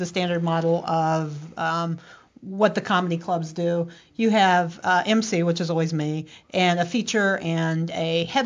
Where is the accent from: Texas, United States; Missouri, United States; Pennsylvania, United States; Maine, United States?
Missouri, United States; St. Joseph; now in Tampa, United States; I went back to my hometown to Missouri. I went to St. Joseph, Missouri